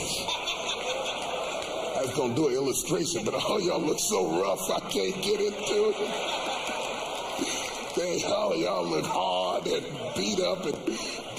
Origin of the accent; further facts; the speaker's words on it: West Virginia, United States; I come from West Virginia where it's cold.